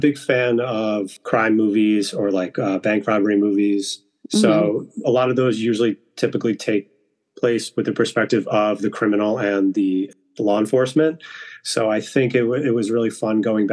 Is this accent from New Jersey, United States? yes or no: no; Marlborough, New York, United States; my hometown, which is Marlborough, New York.